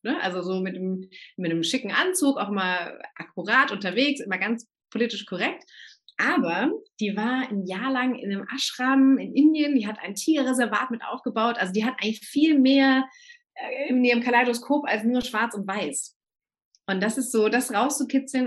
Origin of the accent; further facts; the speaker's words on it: Germany; bei uns in Deutschland